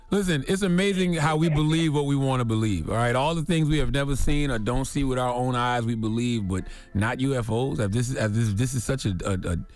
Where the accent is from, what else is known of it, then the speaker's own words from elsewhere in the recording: the South, United States; me being mm-hmm. a brother from the South because I grew up on … and like you know …, …, right. and … and …